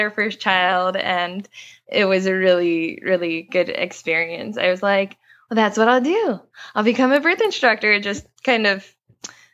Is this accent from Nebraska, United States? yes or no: no; Lancaster, Pennsylvania, United States; moved away as an adult; also born or lived in Utah / California / Mozambique; So I grew up in Pennsylvania, in kind of farmland, Amish country, Lancaster, Pennsylvania. And then I moved out west to Utah to go to school.